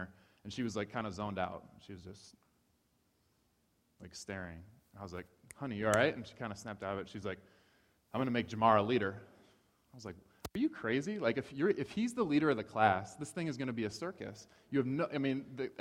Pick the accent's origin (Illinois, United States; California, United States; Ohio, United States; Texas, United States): Ohio, United States; moved away; I grew up in Ohio.